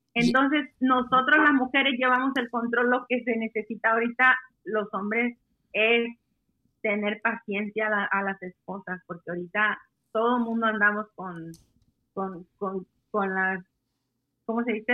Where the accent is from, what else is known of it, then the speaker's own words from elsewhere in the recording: Mexico; now in Washington, United States; yo soy la mexicana ahí en la tienda.